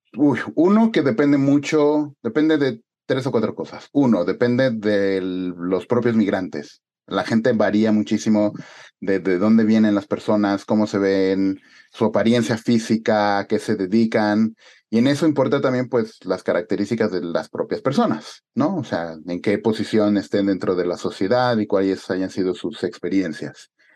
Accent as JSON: {"language": "Spanish", "country": "Mexico", "also_born_or_lived": "Spain", "moved": "as an adult", "said": "yo era el único mexicano"}